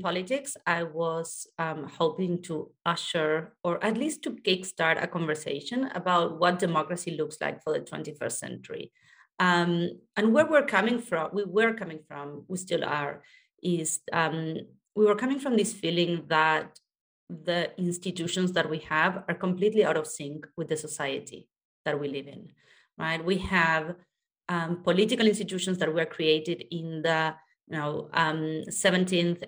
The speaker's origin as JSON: {"language": "English", "country": "Argentina", "tie": "born or raised there", "said": "I was born in Argentina"}